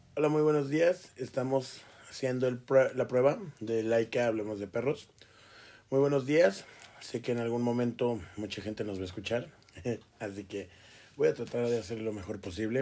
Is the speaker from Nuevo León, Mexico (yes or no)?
no; Toluca, State of Mexico, Mexico; now in Ciudad Juárez, Mexico; yo crecí en Toluca, eh, en el Estado de México